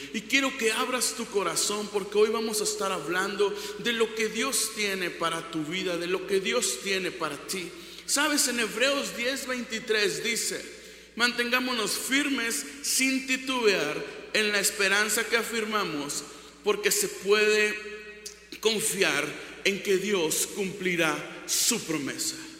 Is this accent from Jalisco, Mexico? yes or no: no; Ciudad Victoria, Tamaulipas, Mexico; Soy de Ciudad Victoria, de Tamaulipas, 523 kilómetros de aquí.